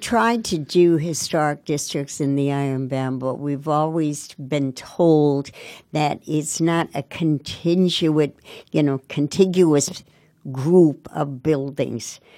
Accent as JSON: {"language": "English", "town": "Montclair", "region": "New Jersey", "country": "United States", "tie": "born or raised there", "lives_now": "Newark, United States", "said": "I grew up in Montclair. My parents were born in Ireland."}